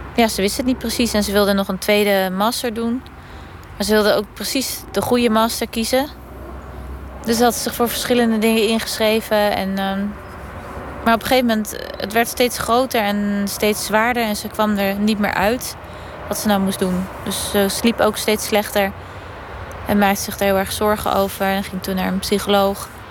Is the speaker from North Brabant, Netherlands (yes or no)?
no; Woerden, Utrecht, Netherlands; ik kom uit Woerden.